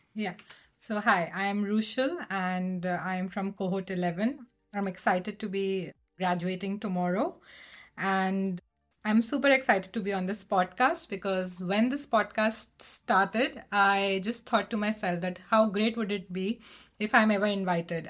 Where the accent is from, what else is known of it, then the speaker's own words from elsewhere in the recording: India; moved away as an adult; also born or lived in Portland; I moved from India to Portland post my wedding.